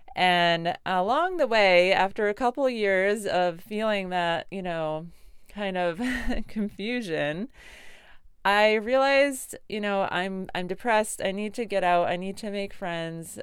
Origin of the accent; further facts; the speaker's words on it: Connecticut, United States; I grew up in Connecticut